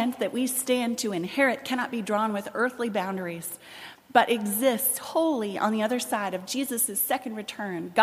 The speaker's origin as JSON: {"language": "English", "region": "Northeast", "country": "United States", "tie": "born or raised there", "moved": "yes", "lives_now": "Birmingham, United States", "said": "I grew up in the Northeast, and growing up there where secularity is the law of the land"}